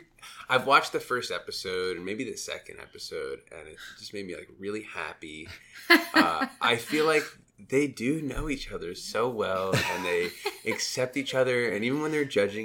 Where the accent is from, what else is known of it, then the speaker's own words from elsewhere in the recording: New York, United States; also born or lived in Boston; now in Chicago, United States; I'm from New York, but I lived in Boston